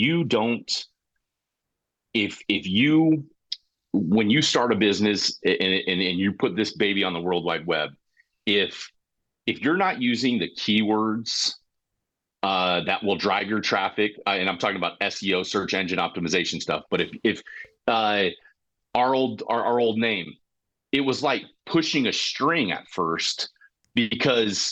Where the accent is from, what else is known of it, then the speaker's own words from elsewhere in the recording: Colorado, United States; moved away; where I grew up in Colorado